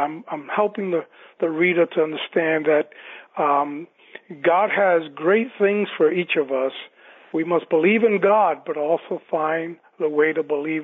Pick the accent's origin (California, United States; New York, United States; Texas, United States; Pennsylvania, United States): New York, United States; New York City; I was born and raised in New York City on the Lower East Side